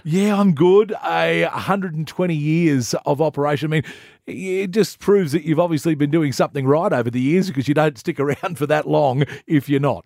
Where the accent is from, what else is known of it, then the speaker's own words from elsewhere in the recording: New South Wales, Australia; moved away as an adult; now in Queensland, Australia; I grew up in, in New South Wales